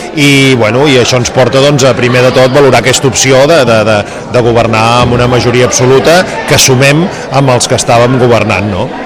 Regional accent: Covelles, Catalonia, Spain; jo de petit a Covelles

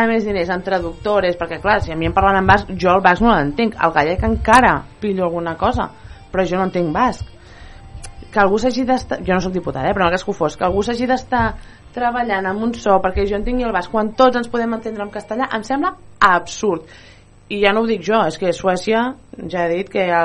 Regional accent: Spain; La meva llengua materna és el català, però jo no tinc cap problema en parlar en castellà.

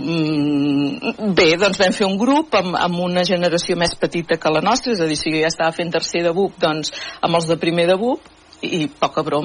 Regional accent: Manresa, Catalonia, Spain; Jo vaig néixer a Manresa i eh, vivíem amb... Vi, bueno, la mare encara hi viu, a la casa, al carrer Alcalde Armengou

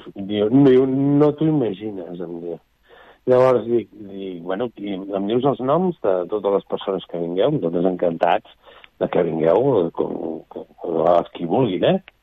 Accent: Barcelona, Catalonia, Spain; som de Barcelona

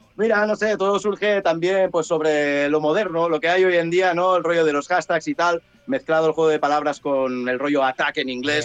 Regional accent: Penedès, Catalonia, Spain; also born or lived in Sant Sadurní d'Anoia; Somos del Penedés. Los de aquí, lo siento mucho, pero decimos que somos del Penedés.

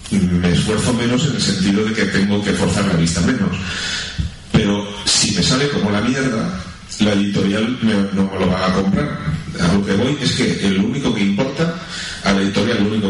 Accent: Spain; se, entiende como autores españoles que Carlos y yo lo somos, y sí, lo somos

